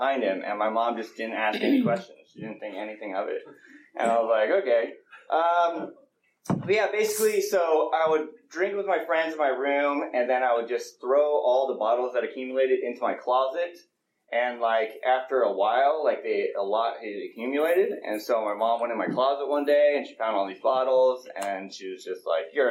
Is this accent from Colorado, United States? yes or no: yes; Colorado, United States; moved away; also born or lived in Los Gatos / Pleasanton; I grew up in Colorado